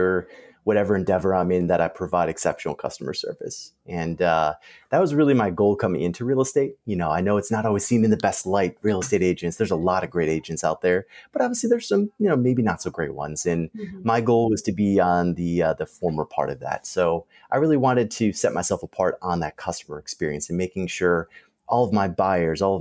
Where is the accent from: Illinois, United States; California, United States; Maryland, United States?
Illinois, United States; just outside of Chicago; moved away as an adult; now in Dallas-Fort Worth, United States; I was born and raised just outside of Chicago, in fact, in Illinois, and moved down here about 6 years ago